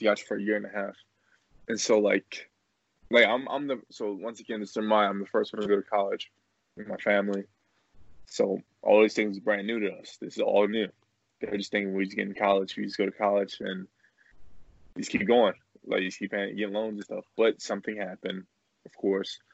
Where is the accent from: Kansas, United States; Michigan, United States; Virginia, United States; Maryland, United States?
Maryland, United States; Glen Burnie; I played for Old Mill High School. We're both from Glen Burnie